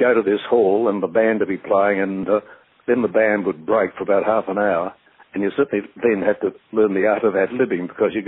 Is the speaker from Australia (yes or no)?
yes; Melbourne, Victoria, Australia; I was brought up in North Bourne, which is a fairly, I think you'd say, upper middle class suburb of Melbourne